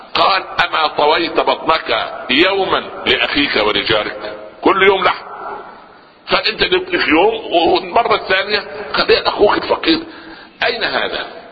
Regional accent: Upper Egypt, Egypt; عندنا في الصعيد

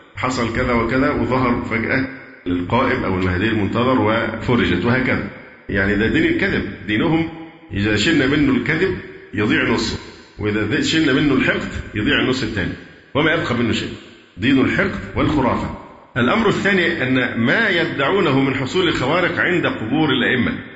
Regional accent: Egypt; عندنا في مصر

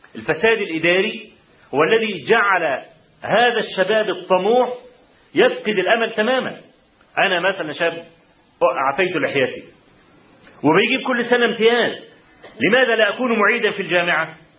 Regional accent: Egypt; أنا من مصر.

